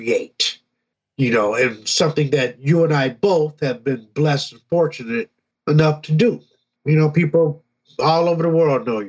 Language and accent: English; Detroit, Michigan, United States; moved away as an adult; also born or lived in Kalamazoo; I moved away from Detroit for about 4 years